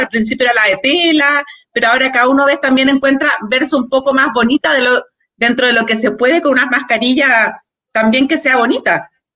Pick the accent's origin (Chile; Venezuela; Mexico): Chile; Santiago, Santiago Metropolitan Region; yo también soy de acá de Peñalolén